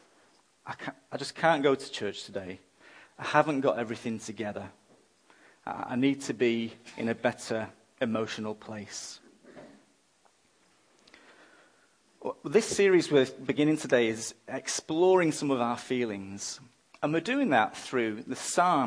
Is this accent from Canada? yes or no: no; England, United Kingdom; now in Australia; I'm an Englishman